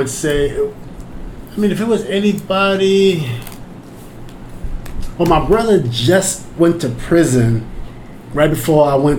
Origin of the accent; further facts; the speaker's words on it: New York City, New York, United States; I'm from Queens.